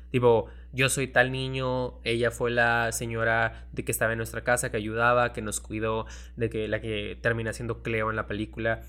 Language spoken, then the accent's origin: Spanish; Mexico; como mexicanos